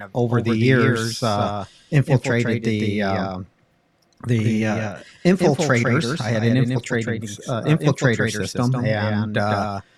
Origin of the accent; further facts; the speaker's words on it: Pasadena, California, United States; I grew up in Pasadena, California